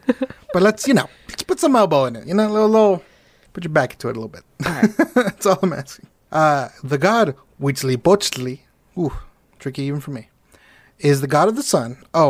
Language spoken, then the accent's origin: English; Mexico; I'm Mexican.